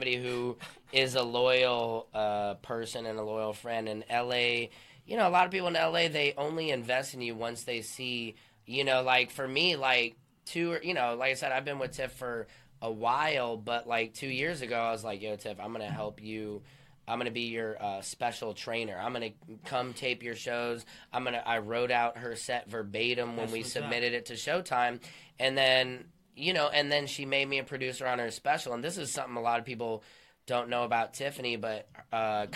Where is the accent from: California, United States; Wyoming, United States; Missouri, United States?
Missouri, United States; St. Louis; now in Los Angeles, United States; I'm from St. Louis